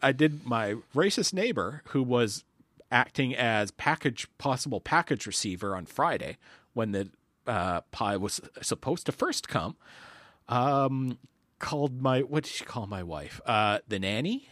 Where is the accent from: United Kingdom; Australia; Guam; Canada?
Canada; as a Canadian